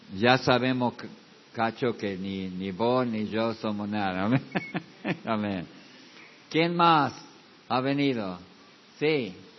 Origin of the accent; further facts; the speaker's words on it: United States; moved away; yo vengo de los Estados Unidos